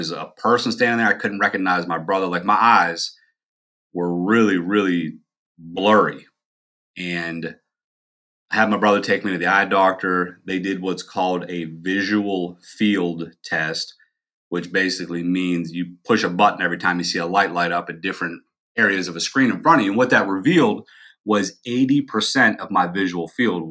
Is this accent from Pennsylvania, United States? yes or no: yes; Pennsylvania, United States; also born or lived in North Carolina; I moved back from North Carolina back to Pennsylvania.